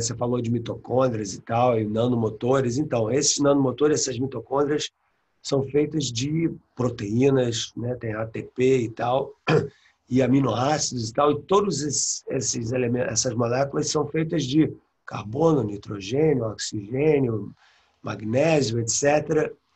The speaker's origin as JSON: {"language": "Portuguese", "region": "Rio de Janeiro", "country": "Brazil", "tie": "born or raised there", "also_born_or_lived": "England", "moved": "as an adult", "lives_now": "United States", "said": "eu sou carioca, né? Cresci na prática, de Copacabana, é, saí do Brasil com 23 anos."}